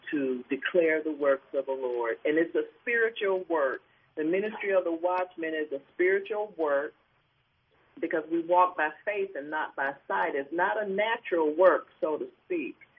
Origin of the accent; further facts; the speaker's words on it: Cleveland, Ohio, United States; I am originally from Cleveland, Ohio, and still in Cleveland.